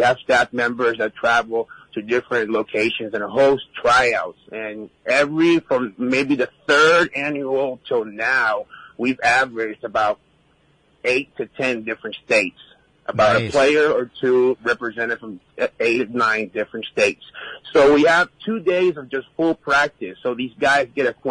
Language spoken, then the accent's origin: English; Puerto Rico; moved away; I was born and raised in Puerto Rico